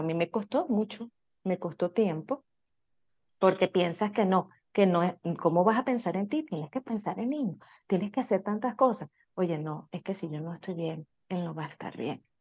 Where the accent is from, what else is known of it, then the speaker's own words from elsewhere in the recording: Venezuela; now in United States; Nosotros somos eh, inmigrantes, venimos de Venezuela